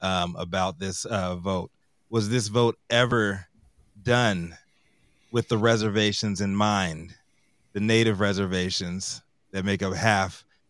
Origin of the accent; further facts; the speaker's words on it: Virginia, United States; now in California, United States; my home state of Virginia.